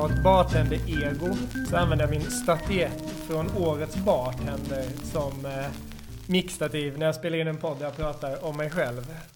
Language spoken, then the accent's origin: Swedish; Småland, Sweden; Eh, eller på Instagram, bar jag hatar ibland att säga är när jag är smålänning, bar till grav.